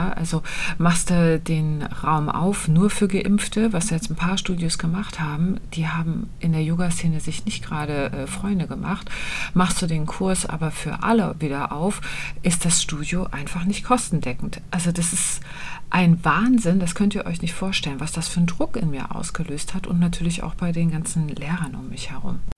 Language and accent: German; Kühlungsborn, Mecklenburg-Vorpommern, Germany; bin nämlich im Urlaub in Kühlungsborn an der Ostsee. Da fahre ich einmal im Jahr hin, weil das eben meine Heimat ist.